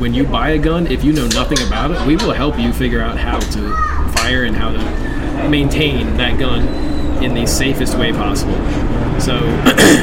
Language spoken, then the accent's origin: English; Philadelphia, Pennsylvania, United States; moved away as an adult; also born or lived in North Carolina; now in Arizona, United States; I am originally from Philadelphia